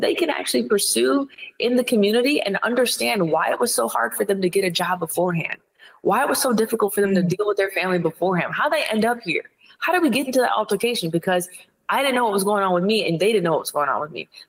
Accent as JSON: {"language": "English", "region": "Ohio", "country": "United States", "said": "I'm from Ohio."}